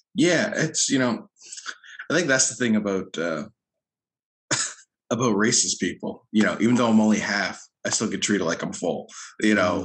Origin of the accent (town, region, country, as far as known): Lower Sackville, Nova Scotia, Canada; born or raised there; also born or lived in Halifax, Nova Scotia